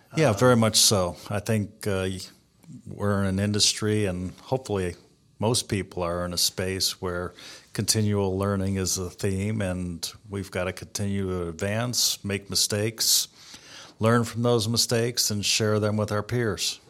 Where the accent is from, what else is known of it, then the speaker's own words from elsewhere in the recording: Cleveland, Ohio, United States; I'm from Cleveland, Ohio. Uh, lived here most of my life.